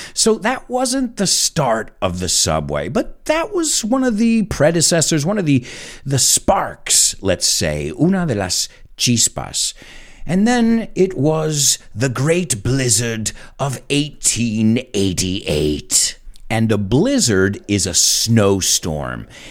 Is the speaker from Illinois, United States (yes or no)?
no; New York City, New York, United States; as a New Yorker, as somebody who used these cars every day